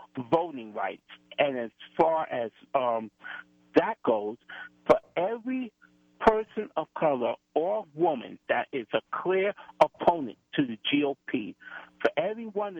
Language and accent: English; United States; I was born and raised here in America.